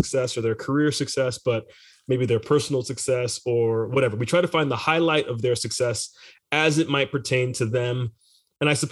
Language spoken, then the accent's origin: English; Miami, Florida, United States; growing up in Miami